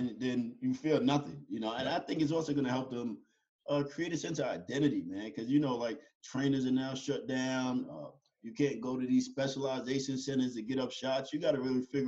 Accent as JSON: {"language": "English", "town": "Yonkers", "region": "New York", "country": "United States", "tie": "born or raised there", "said": "I was born and raised in Yonkers, New York, inner city kids. I grew up in the project."}